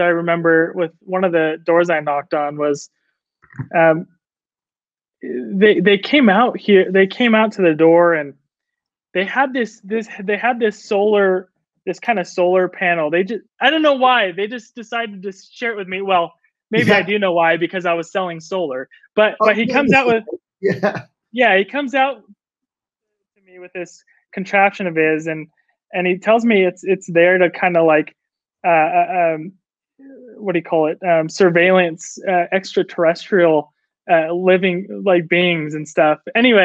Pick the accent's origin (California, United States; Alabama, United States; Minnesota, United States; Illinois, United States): California, United States; Orange County, Southern; moved away as an adult; also born or lived in Samoa; now in Utah, United States; born and raised in California. Southern California, Orange County